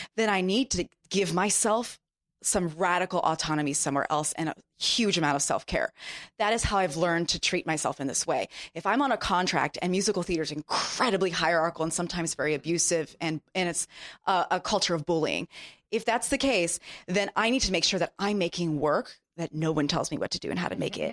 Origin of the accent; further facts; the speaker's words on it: Japan; moved away; I grew up in Japan